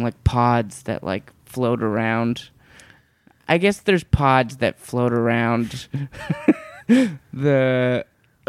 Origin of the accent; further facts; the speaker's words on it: Burnaby, British Columbia, Canada; I'm from Burnaby, just like outside just outside of Vancouver.